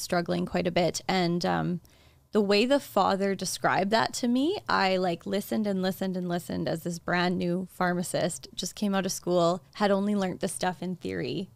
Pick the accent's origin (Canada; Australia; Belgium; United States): Canada; Saskatchewan; I was practicing in, in Saskatchewan in my hometown